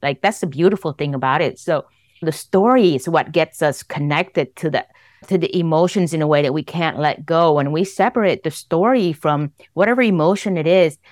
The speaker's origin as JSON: {"language": "English", "country": "Vietnam", "tie": "born or raised there", "moved": "yes", "said": "I was born in Vietnam. I was born in the middle of the Vietnam War."}